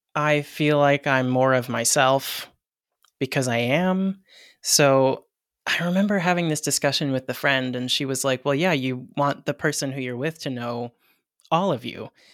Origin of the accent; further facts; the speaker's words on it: Hawaii, United States; I'm Hawaiian myself